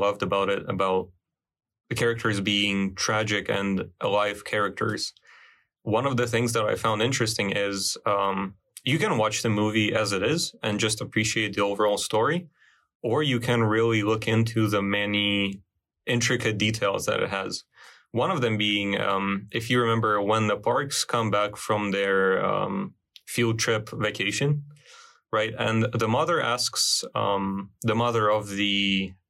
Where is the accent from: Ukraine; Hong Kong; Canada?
Ukraine; I'm not from Korea myself. I'm from Ukraine, actually.